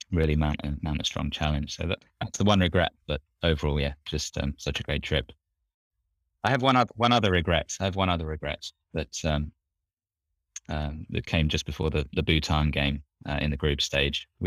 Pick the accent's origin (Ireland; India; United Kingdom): United Kingdom; England; you don't get too much of that uh, in the North Sea growing up in England.